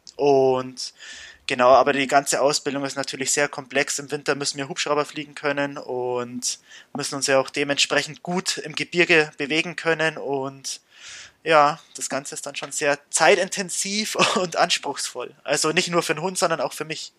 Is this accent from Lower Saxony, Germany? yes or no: no; Bavaria, Germany; bei uns in Bayern